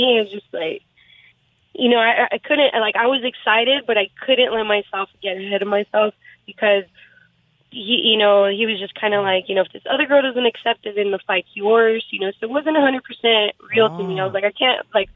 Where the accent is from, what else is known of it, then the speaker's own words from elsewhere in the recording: San Jose, California, United States; I was born and raised in San Jose, which is about two hours south of Sacramento